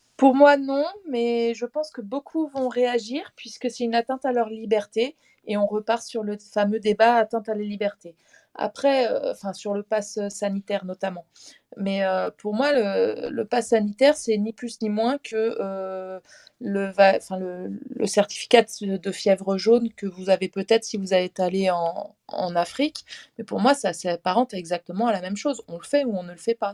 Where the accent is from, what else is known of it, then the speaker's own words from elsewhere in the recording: Paris, Île-de-France, France; je suis parisienne